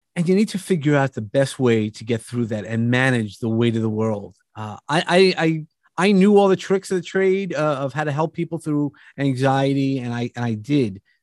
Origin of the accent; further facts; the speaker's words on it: New York, United States; I come from New York